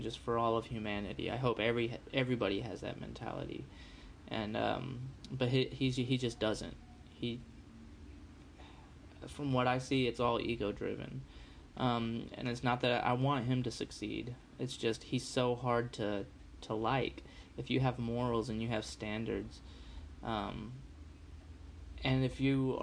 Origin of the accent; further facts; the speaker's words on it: United States; I was born in America